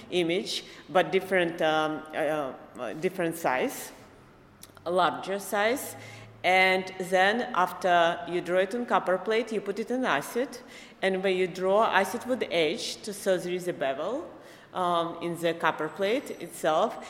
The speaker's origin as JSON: {"language": "English", "region": "Minsk", "country": "Belarus", "tie": "born or raised there", "moved": "as an adult", "lives_now": "New York City, United States", "said": "I was born in Minsk, Belarus, and um, I uh, went to art school there. And uh, right after art school, I immigrated with my family, with my mother, to United States"}